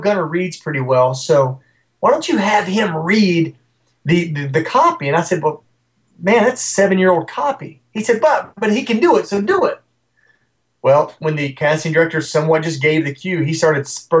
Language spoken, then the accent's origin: English; West Virginia, United States; Not my hometown, but my home state of West Virginia